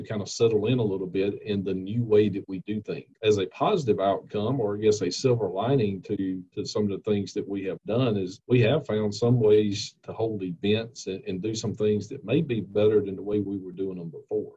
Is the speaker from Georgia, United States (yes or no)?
yes; Monticello, Georgia, United States; I grew up in Monticello and Jasper County, you know, in the neighboring county here